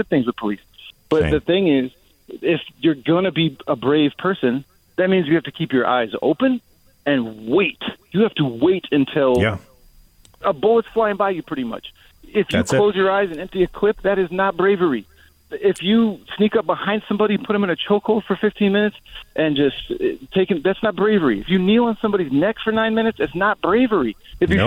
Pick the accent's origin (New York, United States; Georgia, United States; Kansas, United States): Kansas, United States; moved away as an adult; now in Miami, United States; I'm from Kansas originally.